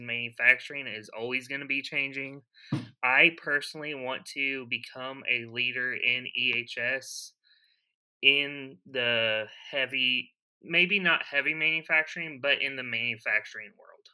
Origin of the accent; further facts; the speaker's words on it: Broken Arrow, Oklahoma, United States; also born or lived in Tulsa; now in Pryor, United States; I was born and raised here in Oklahoma. I was born in Oklahoma City